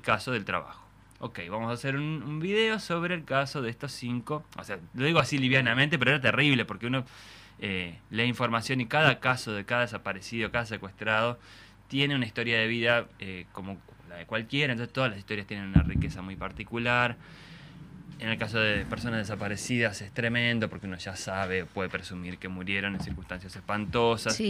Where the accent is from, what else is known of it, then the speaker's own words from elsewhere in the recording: Argentina; yo de hecho nací en Argentina, yo nací en el 77